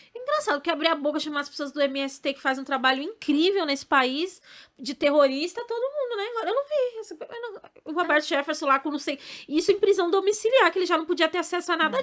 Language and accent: Portuguese; São Paulo, Brazil; also born or lived in Bahia; Minha mãe, ela veio muito nova para cá, pra São Paulo, comigo e com meu pai, né? Porque eu era bebezinha, eu não sou baiana